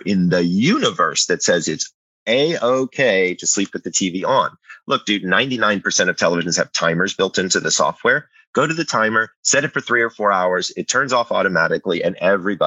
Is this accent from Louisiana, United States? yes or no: no; Atlanta, Georgia, United States; I grew up in Atlanta